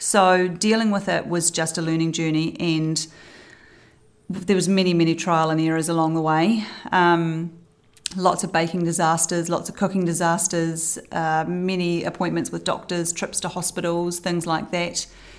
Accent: Christchurch, Canterbury, New Zealand; also born or lived in Balclutha / Timaru / Wellington; I was born in Balclutha, down the bottom of the South Island, and I went to a multitude of schools in Timaru, Wellington, Christchurch, finally ending up at Villa Maria College in Christchurch.

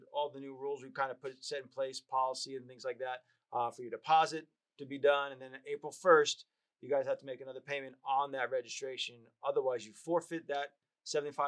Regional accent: New York, United States; I grew up in New York

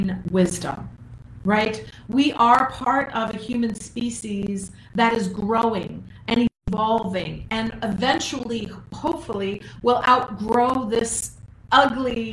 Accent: Minnesota, United States; I'm from Minnesota

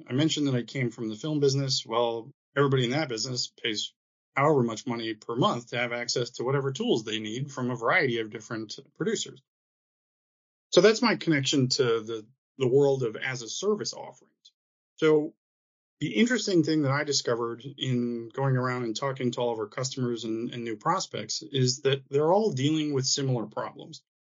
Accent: Michigan, United States; moved away; I had the wonderful experience of growing up in Michigan

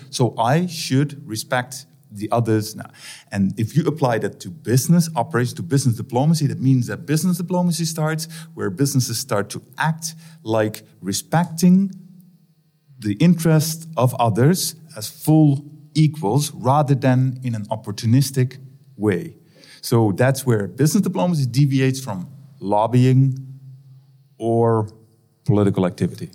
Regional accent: Netherlands; I'm from the Netherlands

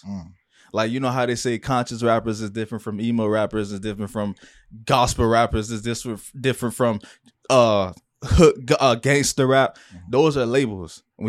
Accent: Broward, Florida, United States; this is Florida, and I am not from Miami. I am a Broward native

